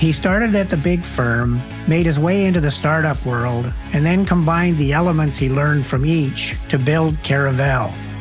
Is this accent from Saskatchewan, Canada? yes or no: no; Alberta, Canada; moved away; I'm from Alberta originally.